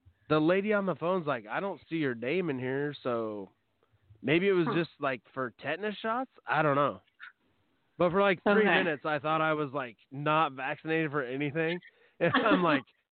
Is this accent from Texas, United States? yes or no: no; Oskaloosa, Iowa, United States; also born or lived in Knoxville, Iowa / Des Moines, Iowa; I was born in Oskaloosa, which you wouldn't know where that's at, but it's like 40 minutes from here.